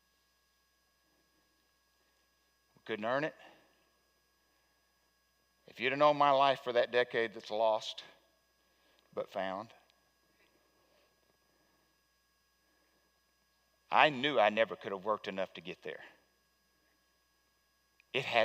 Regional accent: Wicks, Arkansas, United States; I'm from Wicks, Arkansas

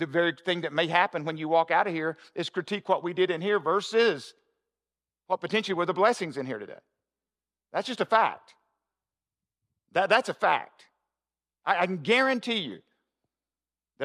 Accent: the South, United States; I'm from the South

